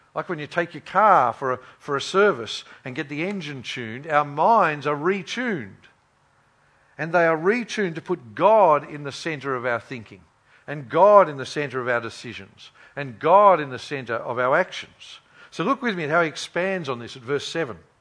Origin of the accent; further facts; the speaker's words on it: Queensland, Australia; I grew up in Queensland